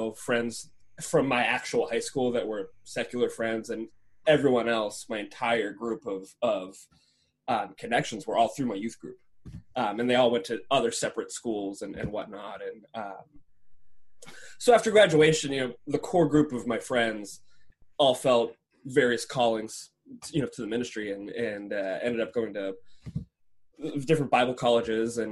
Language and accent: English; Monroeville, Pennsylvania, United States; I chose to stay in my hometown